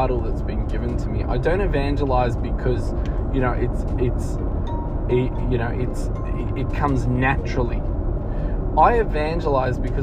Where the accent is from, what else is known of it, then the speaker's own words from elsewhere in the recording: Melbourne, Victoria, Australia; my hometown of Melbourne